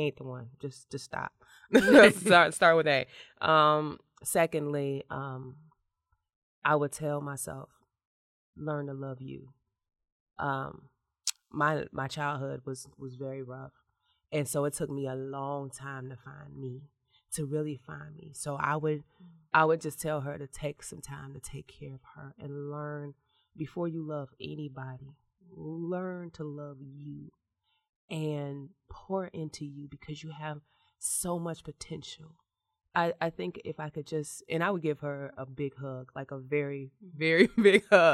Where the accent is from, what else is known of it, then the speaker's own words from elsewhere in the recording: Robbins, Illinois, United States; I grew up in the South Suburbs